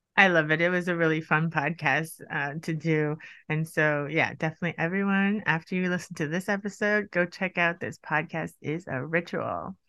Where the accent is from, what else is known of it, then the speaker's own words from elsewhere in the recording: United States; now in Sweden; I'm from the U S